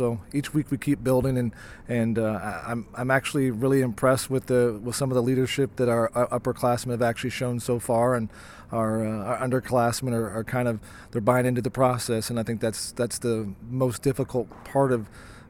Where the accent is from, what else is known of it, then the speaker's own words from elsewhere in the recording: Decatur, United States; I came here in 1993 from Decatur, assuming I was going to be a businessman and I was going to wear a suit and a tie, and that quickly changed.